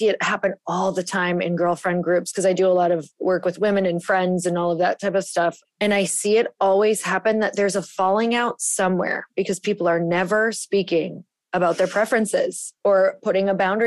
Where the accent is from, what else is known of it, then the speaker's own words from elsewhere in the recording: Midwest, United States; I was raised in the Midwest